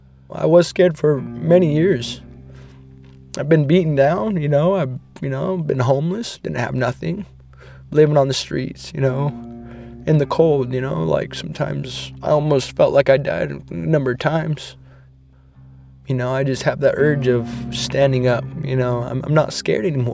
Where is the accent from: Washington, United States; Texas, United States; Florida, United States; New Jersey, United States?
Washington, United States; Colville Confederated Tribes, Omak; I'm from the Caldwell Confederated Tribes, Nomak, Washington.